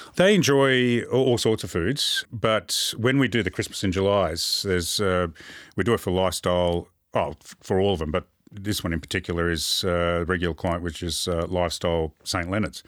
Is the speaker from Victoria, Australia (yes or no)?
yes; Moorabbin, Victoria, Australia; also born or lived in Port Lincoln, South Australia; I grew up in Moorabbin.